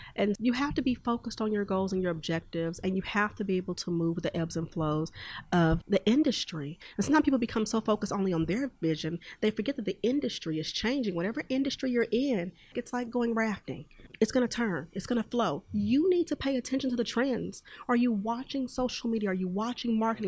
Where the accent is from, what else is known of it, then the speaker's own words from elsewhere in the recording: Houston, Texas, United States; now in Oklahoma City, United States; i'm originally from houston texas and i now reside in oklahoma city